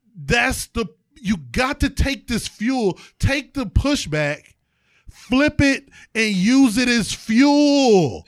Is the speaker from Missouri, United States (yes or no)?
no; East Cleveland, Ohio, United States; I am from East Cleveland, Ohio